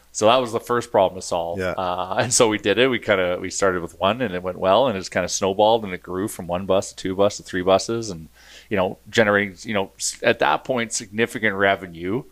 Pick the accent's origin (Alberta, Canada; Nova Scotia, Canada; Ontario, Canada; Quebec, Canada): Alberta, Canada; Edmonton; Born and raised in Edmonton.